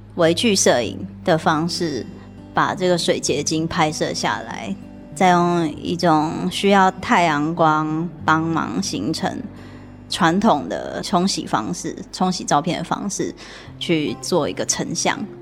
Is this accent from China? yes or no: no; Taiwan; also born or lived in Kyushu, Japan; 整个全家人移居到台湾来，是因为我的奶奶身体非常地不好